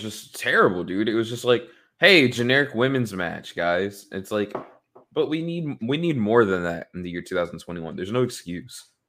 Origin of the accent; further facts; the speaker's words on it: Dallas, Texas, United States; my hometown of Dallas, Texas